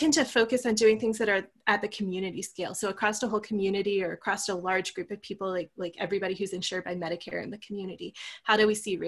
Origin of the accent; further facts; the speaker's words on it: Virginia near the coast, United States; now in Colorado, United States; Where I grew up in Virginia near the coast, we almost never got snow